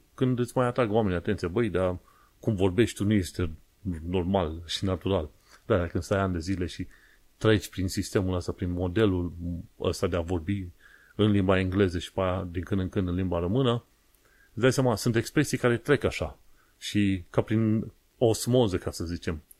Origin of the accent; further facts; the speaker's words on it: Romania; now in London, United Kingdom; ca român